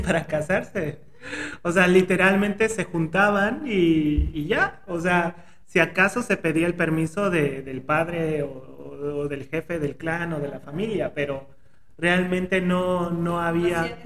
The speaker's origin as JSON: {"language": "Spanish", "region": "Oaxaca", "country": "Mexico", "said": "como oaxaqueño"}